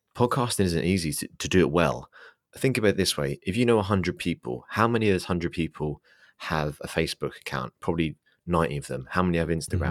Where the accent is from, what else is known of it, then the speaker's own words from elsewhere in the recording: England, United Kingdom; I'm English, I'm an Englishman.